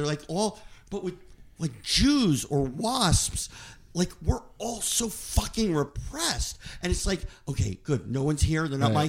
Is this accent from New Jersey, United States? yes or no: yes; New Jersey, United States; I grew up in Jersey